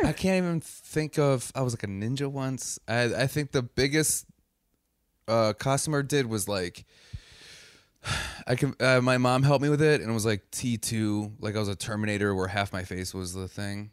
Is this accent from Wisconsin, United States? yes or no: yes; Wisconsin, United States; I'm from Wisconsin